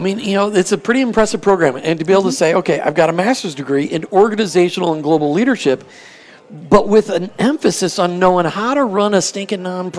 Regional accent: Missouri, United States; Lord, you know, I grew up in Missouri. I know you said Missouri, but I'm not from there, so I'm going to call Missouri. So, and he's like, okay, I could have moved far away, but I moved to Nebraska.

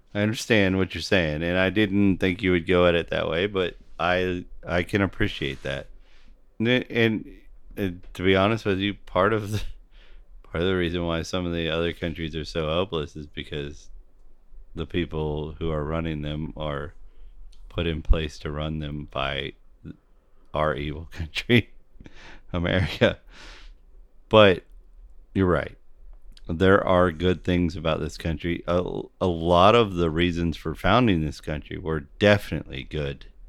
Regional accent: United States; I'm an American

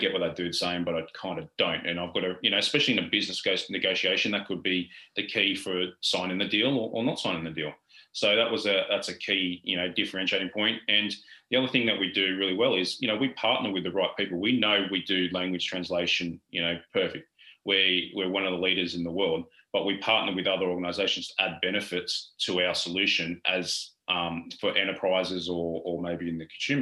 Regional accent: Australia; I was a plumber and we're from Australia

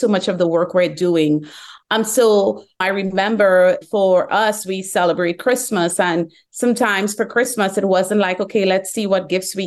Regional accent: Trinidad & Tobago; moved away as an adult; now in Atlanta, United States; I was born in the Caribbean

